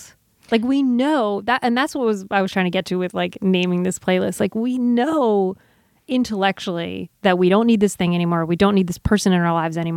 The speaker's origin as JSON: {"language": "English", "region": "New Jersey", "country": "United States", "said": "I'm from New Jersey"}